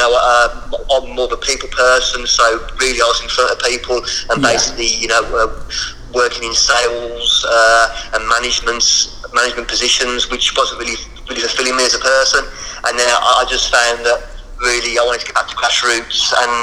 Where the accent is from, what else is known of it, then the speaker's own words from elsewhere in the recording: Birmingham, West Midlands, United Kingdom; accent: Birmingham; that's my bloody Birmingham accent